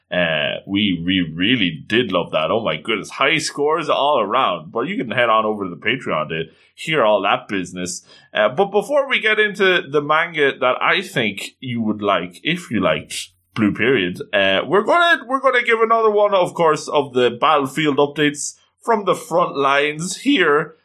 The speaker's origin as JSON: {"language": "English", "country": "Ireland", "said": "as an Irishman"}